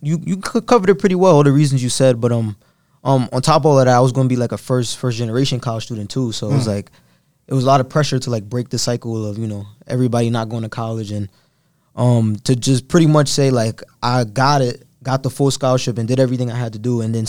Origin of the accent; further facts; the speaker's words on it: Brooklyn, New York, United States; So I'm coming from East New York. I lived in East New York pretty much my whole life.